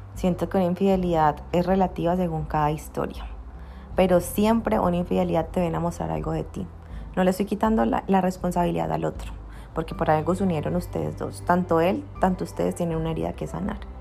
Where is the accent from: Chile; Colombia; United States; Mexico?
Colombia; Cali, Valle del Cauca; also born or lived in Bogotá; soy de Cali, de Colombia. Eh, ¿Qué más les cuento? No, pues nací acá y he vivido toda mi vida acá